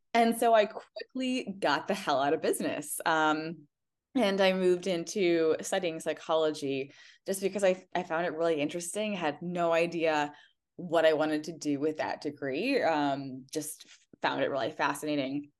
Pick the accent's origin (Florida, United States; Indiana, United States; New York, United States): Indiana, United States; I grew up in Indiana